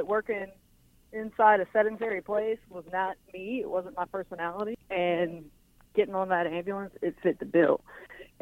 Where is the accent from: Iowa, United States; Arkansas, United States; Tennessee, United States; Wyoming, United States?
Arkansas, United States; moved away as an adult; now in Baton Rouge, United States; I was born and raised in Arkansas.